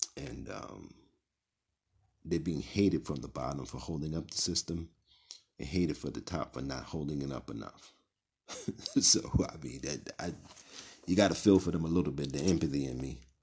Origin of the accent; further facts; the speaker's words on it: New York City, New York, United States; I grew up in Brownsville, Brooklyn